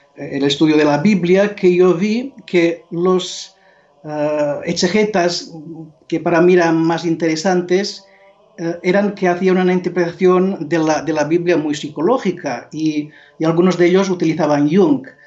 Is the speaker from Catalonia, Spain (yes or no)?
no; Mallorca, Balearic Islands, Spain; Spanish is a second language; now in Montserrat, Spain; yo soy originario de Mallorca, nací en un pueblo pequeño cerca de Manacor, que se llama Son